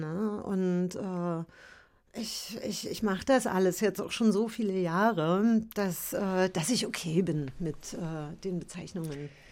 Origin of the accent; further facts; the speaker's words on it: Berlin, Germany; also born or lived in Paris / Märkisch-Oderland; ich bin ja in der DDR aufgewachsen